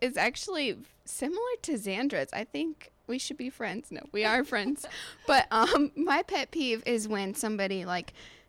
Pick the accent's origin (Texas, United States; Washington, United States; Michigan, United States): Michigan, United States; Kalamazoo; moved away; I'm from Kalamazoo.